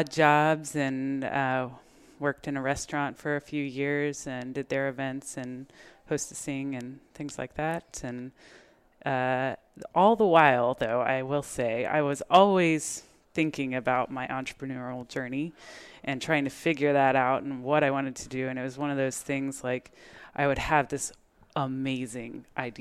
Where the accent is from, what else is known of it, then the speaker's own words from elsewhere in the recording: Texas, United States; also born or lived in New York / Spain / Guatemala; I am from Texas. Well, I was born in New York, raised in Texas